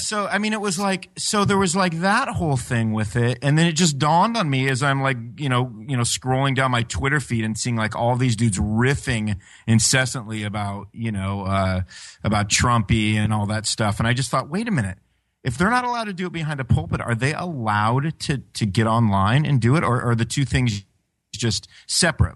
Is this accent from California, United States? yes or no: yes; California, United States; I was European guy from California